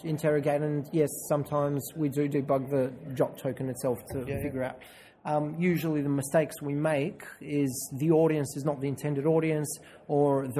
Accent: Bulgaria; now in Australia; I'm from Bulgaria

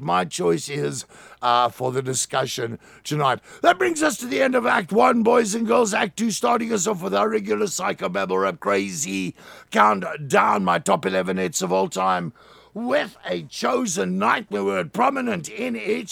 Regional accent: Plettenberg Bay, Western Cape, South Africa; my hometown, MCFM 90.3, Plettenberg Bay

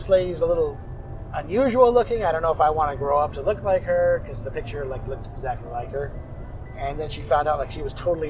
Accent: Huntington Beach, California, United States; also born or lived in Gardena / Simi Valley; growing up in Southern California, Huntington Beach, and then at grandparents in Gardena and in Simi Valley and stuff like that.

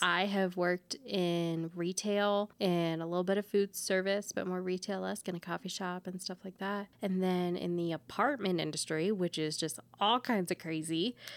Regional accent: Texas, United States; now in Colorado, United States; we grew up in Texas together

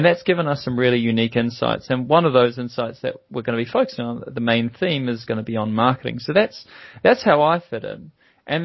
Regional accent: New Zealand; accent: Kiwi; now in London, United Kingdom; by my accent, you can tell that I'm also a Kiwi. So I'm a New Zealander based over here

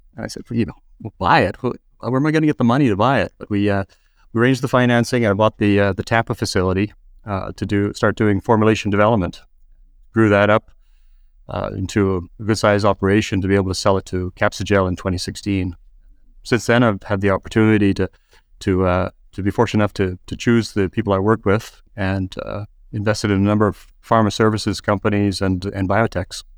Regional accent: Canada; moved away as an adult; people could probably tell from my accent, uh, I started in Canada

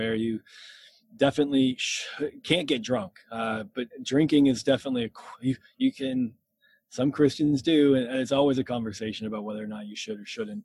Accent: Massachusetts, United States; also born or lived in Lynchburg, Virginia; I'm from Massachusetts, and that's where I still live, and the only time I haven't lived here was my time in Lynchburg, Virginia, at Liberty

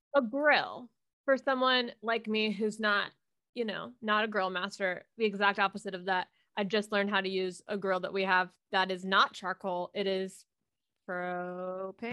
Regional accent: Miami, Florida, United States; I'm from Florida

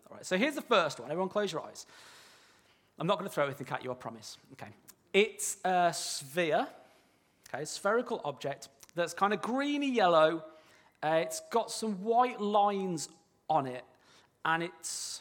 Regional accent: near Birmingham, West Midlands, United Kingdom; I am from near Birmingham, all right? So I apologise if I sort of slip into some unintelligible language. I'm not speaking in tongues, all right? It's just my accent.

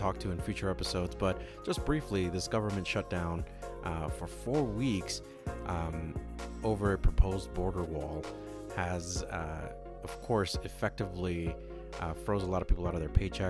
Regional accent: Los Angeles, California, United States; moved away; My hometown, Los Angeles

